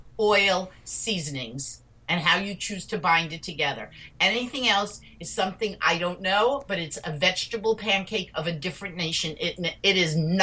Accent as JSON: {"language": "English", "town": "New York City", "region": "New York", "country": "United States", "tie": "born or raised there", "said": "We grew up in New York City"}